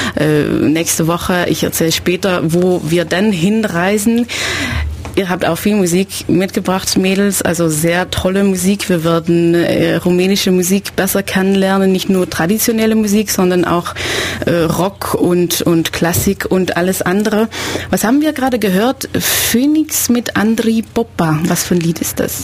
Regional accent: Belgium; now in Ulm, Germany; ich bin Belgierin

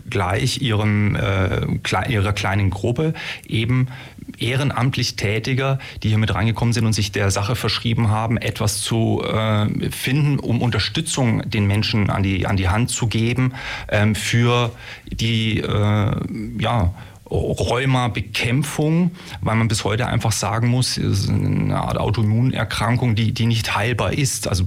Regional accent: Munich, Bavaria, Germany; Sportwissenschaftler, komme, jetzt hoffe ich nicht, dass man hier ins Fettnäpfchen tritt, aus Bayern. Bin ein Münchner Kindel

